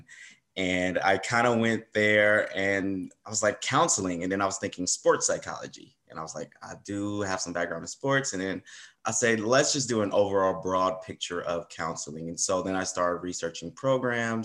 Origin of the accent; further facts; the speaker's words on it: Compton, California, United States; I'm originally from Compton, California. Born and raised there, attended all Compton schools.